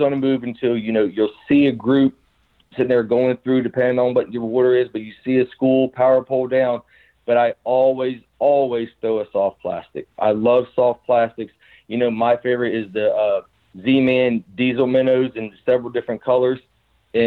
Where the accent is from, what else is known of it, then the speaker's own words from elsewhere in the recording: South Carolina, United States; growing up in the South, in South Carolina